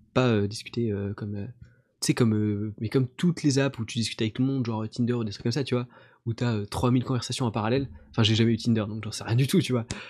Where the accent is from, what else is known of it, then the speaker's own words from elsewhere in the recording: France; je suis français